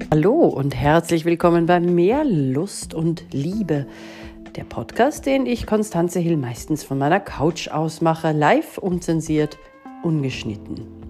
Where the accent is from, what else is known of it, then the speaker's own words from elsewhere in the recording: Austria; bei uns in Österreich